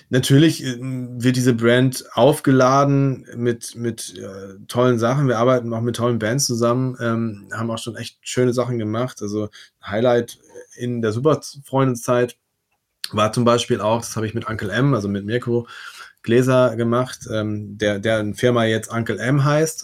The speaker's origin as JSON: {"language": "German", "town": "Werne", "region": "North Rhine-Westphalia", "country": "Germany", "said": "Ich komme aus Werne"}